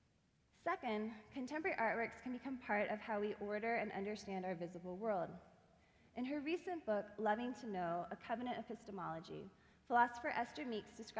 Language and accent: English; Hawaii, United States; moved away as an adult; also born or lived in St. Louis; now in Lookout Mountain, United States; like me, was born and raised in Hawaii